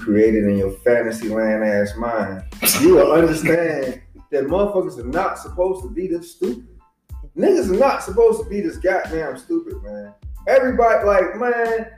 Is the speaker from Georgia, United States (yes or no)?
yes; Savannah, Georgia, United States; also born or lived in Chatham County, North Carolina; I'm from fucking Savannah